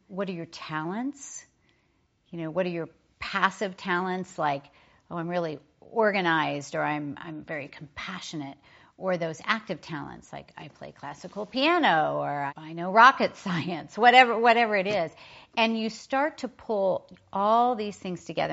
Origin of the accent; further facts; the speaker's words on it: Oklahoma, United States; I was raised in Oklahoma